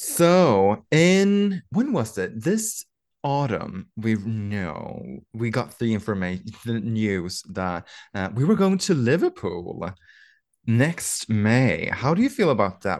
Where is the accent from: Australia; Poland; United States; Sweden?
Sweden; we are from Sweden